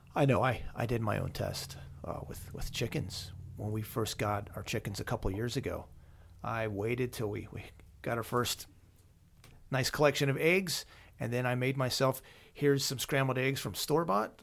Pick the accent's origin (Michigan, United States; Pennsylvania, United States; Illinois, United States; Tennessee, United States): Pennsylvania, United States; Lancaster County; moved away as an adult; I grew up in Lancaster County